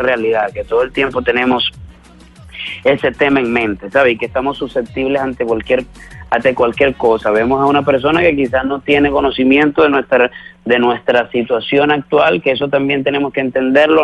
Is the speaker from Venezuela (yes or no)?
yes; Venezuela